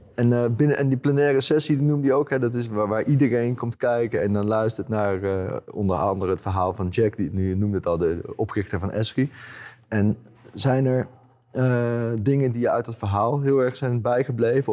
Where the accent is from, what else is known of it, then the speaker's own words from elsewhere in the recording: Utrecht, Netherlands; mijn ouders die, die zitten in Utrecht, dus ik kom uit Utrecht